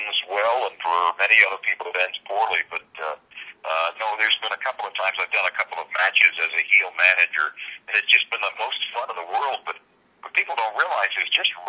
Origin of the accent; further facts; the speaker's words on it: Portland, Maine, United States; also born or lived in Bangor, Maine; I was born in Bangor, Maine, and 2 years old, our family moved down to Portland, Maine